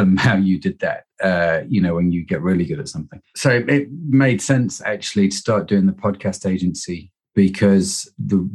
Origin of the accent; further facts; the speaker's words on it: Derby, East Midlands, United Kingdom; moved away as an adult; also born or lived in United States; now in Liverpool, United Kingdom; I grew up in Derby, lived in the States, and then came back to Liverpool and have stayed, really